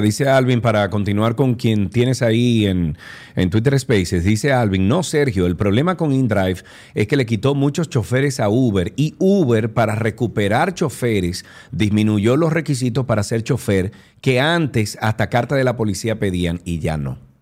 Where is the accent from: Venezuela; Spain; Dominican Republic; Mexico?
Dominican Republic; Cibao; yo soy del Cibao también